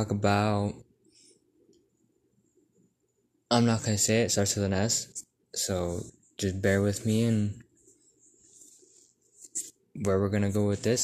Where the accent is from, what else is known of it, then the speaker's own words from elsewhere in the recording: Texas, United States; I'm from a small town in Texas.